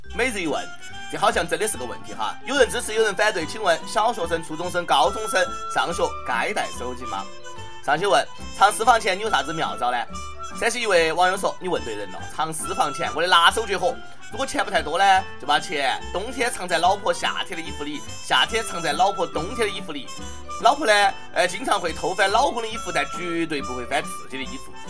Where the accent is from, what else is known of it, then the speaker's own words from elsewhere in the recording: China; 我们大陆人